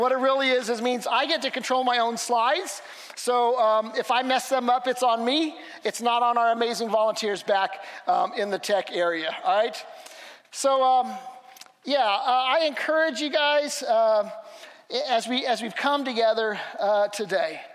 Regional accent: Missouri, United States; I'm from Missouri

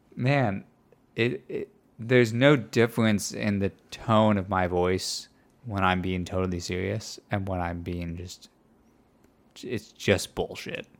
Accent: Midwest, United States; moved away; I was raised, when I was raised in the Midwest, kind of, further north than here

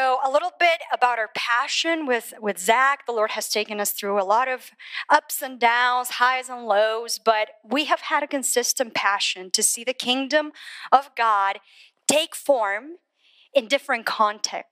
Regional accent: Colombia; moved away as an adult; now in United States; I was born in Colombia, South America. Grew up there, raised there.

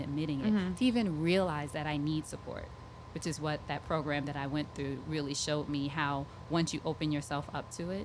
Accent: Long Island, New York, United States; I grew up in Long Island

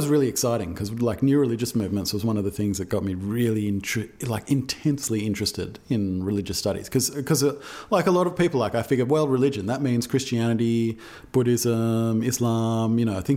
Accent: Australia; accent: Australian; That's my Australian accent

